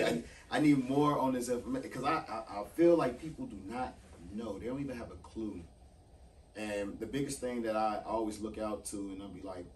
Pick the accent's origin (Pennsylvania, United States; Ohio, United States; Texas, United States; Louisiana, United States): Louisiana, United States; New Orleans; a lot of us are from New Orleans